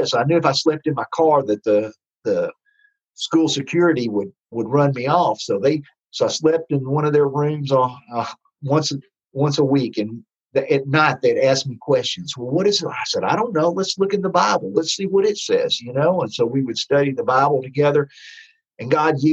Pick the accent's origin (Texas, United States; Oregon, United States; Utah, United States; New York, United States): Texas, United States; accent: Texas; me with my Texas accent up in La Crosse, Wisconsin